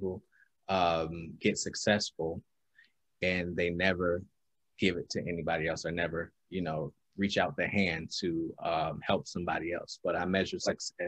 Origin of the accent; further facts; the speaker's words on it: Albany, New York, United States; growing up in Albany